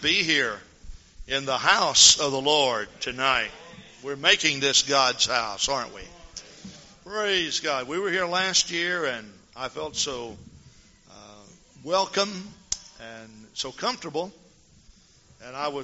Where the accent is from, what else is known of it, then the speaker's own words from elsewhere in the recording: Texas, United States; also born or lived in Henderson, Texas; now in Madison, United States; I'm from Texas originally